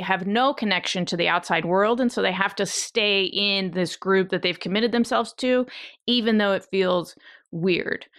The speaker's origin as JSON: {"language": "English", "country": "Ukraine", "tie": "born or raised there", "moved": "yes", "said": "I was born in the Soviet Union and not Russia, but the the Soviet Union. I was born in the Ukraine, but it was all part of one place"}